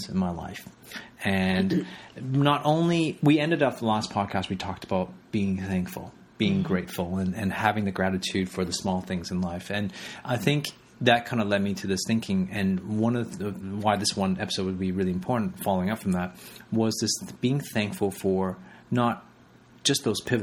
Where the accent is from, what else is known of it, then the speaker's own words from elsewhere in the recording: Canada; also born or lived in Hong Kong; I was born in Canada, but at age of 5, I actually left to go to Hong Kong. My parents moved us to Hong Kong for 4 years